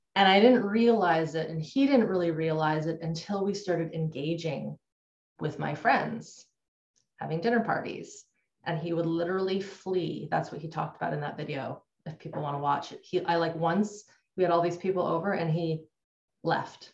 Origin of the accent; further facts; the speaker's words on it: Canada; I grew up in Canada. I'm still in Canada.